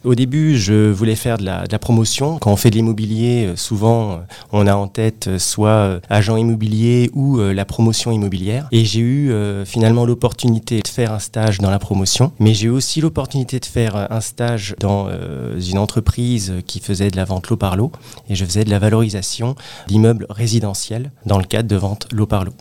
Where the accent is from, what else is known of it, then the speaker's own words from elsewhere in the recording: Créteil, Île-de-France, France; Alors moi je suis originaire euh, de la région parisienne, plus précisément euh, de la ville de Créteil